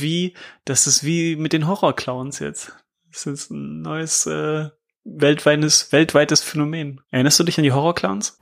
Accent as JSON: {"language": "German", "region": "Lower Saxony", "country": "Germany", "said": "ich komme auch aus Niedersachsen"}